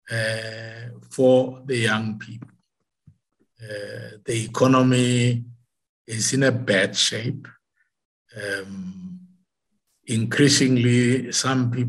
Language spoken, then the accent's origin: English; North West, South Africa; When I grew up uh, in the northwest, I'm from Brett.